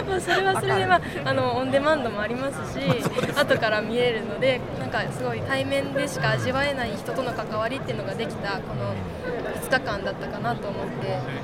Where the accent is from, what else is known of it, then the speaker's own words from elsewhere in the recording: Toki, Gifu, Japan; 私は自分の地元が岐阜県の東濃地域の土岐市